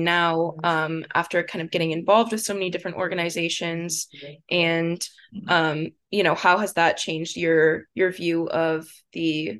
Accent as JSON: {"language": "English", "town": "Frisco", "region": "Texas", "country": "United States", "said": "I also didn't know if you're from Dallas, because I am too."}